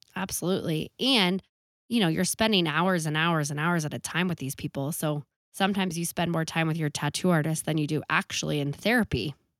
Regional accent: Boulder, Colorado, United States; I grew up in Boulder

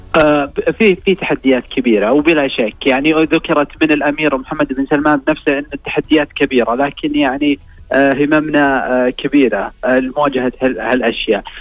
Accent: Saudi Arabia; عندنا في السعوديه

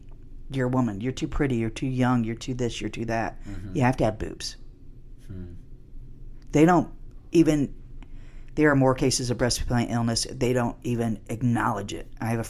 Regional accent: Canada; I'm a Canadian.

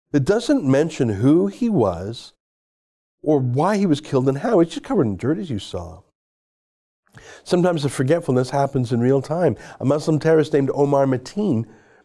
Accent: Canada; we're Canadian

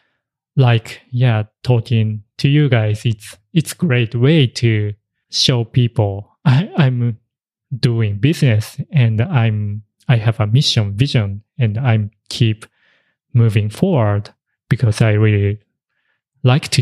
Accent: Japan; English is a second language; moved away; also born or lived in Tokyo, Japan; he stayed in the countryside when originally I grew up.

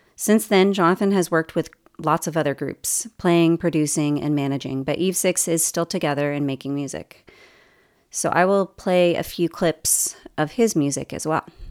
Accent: Los Angeles, California, United States; moved away as an adult; also born or lived in Irvine, California / Saint Louis, Missouri / Sacramento, California / Oahu, Hawaii; now in Bloomington, United States; I'm originally from the Los Angeles area

